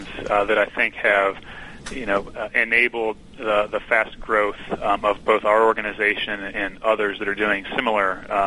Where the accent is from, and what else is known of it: Midwest, United States